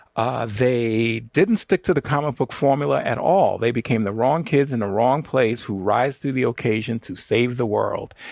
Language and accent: English; New York City, New York, United States; me and my friends growing up in the Bronx